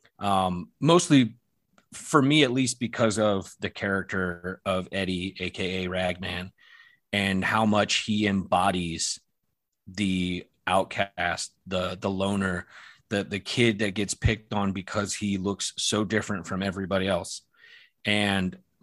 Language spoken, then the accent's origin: English; Wilmington, North Carolina, United States; my hometown of Wilmington, North Carolina